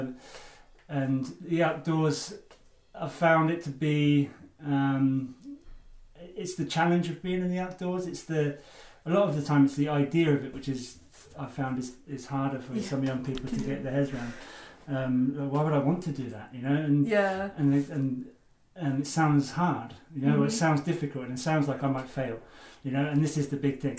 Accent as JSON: {"language": "English", "area": "Suffolk", "region": "East of England", "country": "United Kingdom", "also_born_or_lived": "Cumbria", "moved": "as an adult", "said": "I come from Suffolk."}